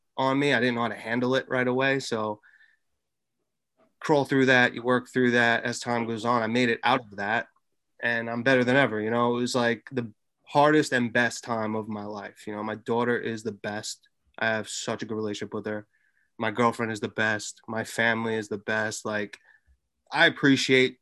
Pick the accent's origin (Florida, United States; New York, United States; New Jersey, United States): New York, United States; Long Island; 30 years old, born and raised in Long Island.